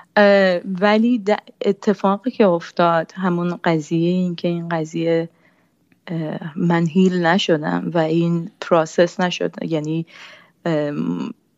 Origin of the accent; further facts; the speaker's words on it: Iran; first language Persian; moved away as an adult; من فارسی زبان اولمه. من تا بیست و پنج سالگی ایران زندگی کردم.